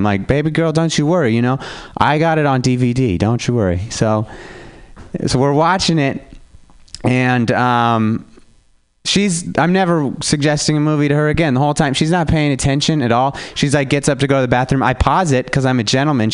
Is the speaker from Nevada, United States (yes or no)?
yes; Reno, Nevada, United States; now in San Francisco, United States; I'm from Reno, Nevada